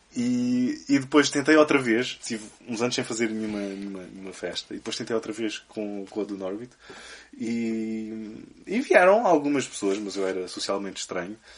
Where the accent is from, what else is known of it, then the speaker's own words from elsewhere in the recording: Évora, Alentejo, Portugal; eu cresci em Évora